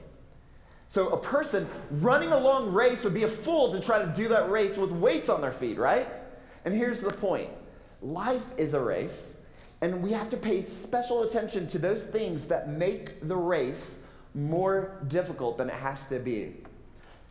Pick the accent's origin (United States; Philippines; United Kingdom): United States; Texas; I'm from Texas